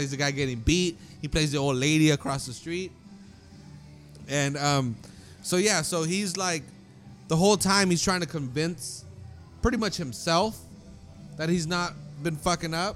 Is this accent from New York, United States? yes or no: no; Salinas, California, United States; growing up in Salinas